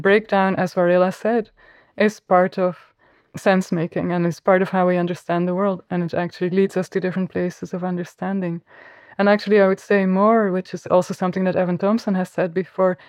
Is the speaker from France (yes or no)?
no; Flanders, Belgium; accent: Flemish; first language Flemish; English is a second language; my mother tongue is Flemish